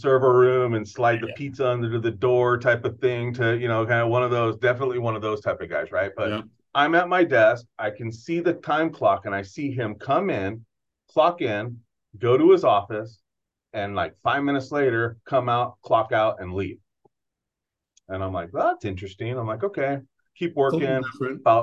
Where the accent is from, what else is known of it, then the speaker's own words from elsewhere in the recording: Gilroy, California, United States; also born or lived in New Mexico; I'm from Gilroy, born and raised in Gilroy, knew San Jose very well.